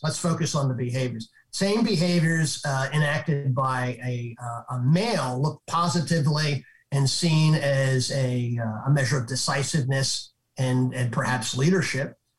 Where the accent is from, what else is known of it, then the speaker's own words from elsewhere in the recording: Northeast, United States; I'm from the Northeast. I'm a Northeast guy.